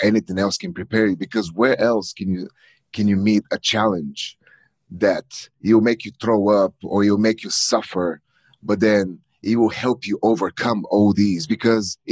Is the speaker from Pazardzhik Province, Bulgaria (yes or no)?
no; Plovdiv, Plovdiv Province, Bulgaria; English is a second language; moved away as an adult; also born or lived in Richmond, Virginia; now in United States; signed up to the European college in my hometown